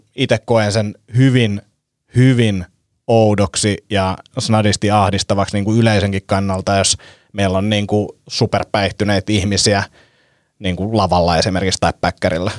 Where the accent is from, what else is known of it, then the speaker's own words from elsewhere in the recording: Helsinki, Uusimaa, Finland; me ollaan niin urpoja stadilaisia